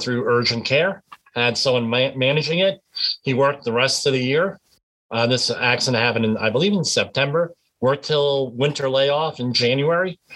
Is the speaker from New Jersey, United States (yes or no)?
yes; Northern New Jersey, United States; I'm from Northern New Jersey